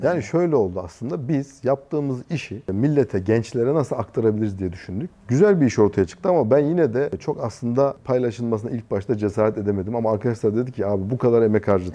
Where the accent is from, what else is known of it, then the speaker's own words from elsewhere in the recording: Konya, Turkey; also born or lived in Istanbul / Taşkent, Konya; Ben Konya'da doğdum. Konya'da büyüdüm. Liseyi Konya'da okudum.